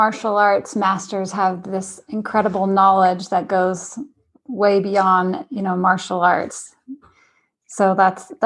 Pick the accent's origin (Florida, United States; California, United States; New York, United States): California, United States; now in Utah, United States; I'm a Californian as well, by birth and transplanted to Utah.